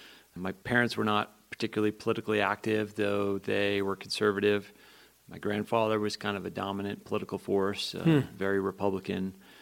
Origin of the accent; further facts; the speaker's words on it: Guilford, New Hampshire, United States; moved away as an adult; also born or lived in Philadelphia; now in Montana, United States; I grew up in a small town in New Hampshire, Guilford.